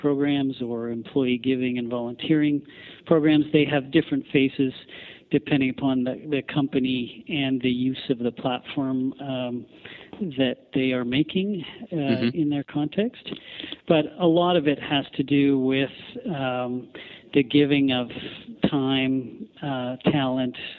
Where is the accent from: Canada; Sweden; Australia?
Canada